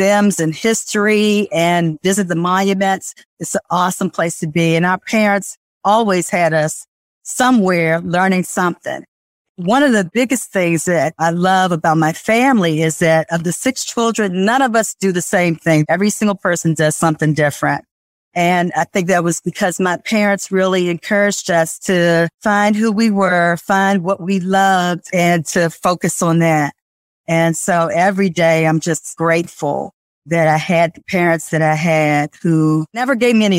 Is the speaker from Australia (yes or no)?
no; Washington, District of Columbia, United States; I was brought up in Washington, D.C.